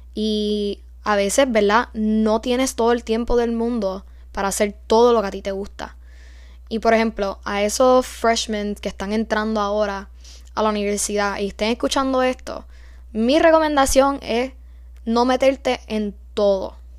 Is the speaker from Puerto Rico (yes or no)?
yes; Puerto Rico; moved away as an adult; Siendo freshman, puertorriqueña, en una universidad en los Estados Unidos, donde somos minoría